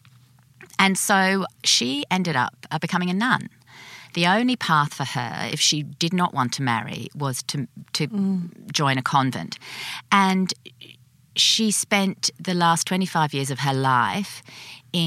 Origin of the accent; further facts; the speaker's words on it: Sydney, New South Wales, Australia; I'm born and bred in Sydney